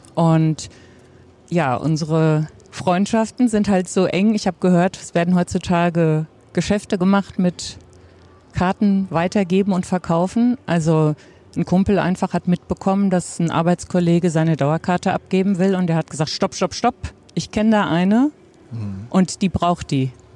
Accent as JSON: {"language": "German", "town": "Offenbach am Main", "region": "Hesse", "country": "Germany", "moved": "yes", "lives_now": "Butzbach, Germany", "said": "Also eigentlich komme ich ursprünglich aus Offenbach."}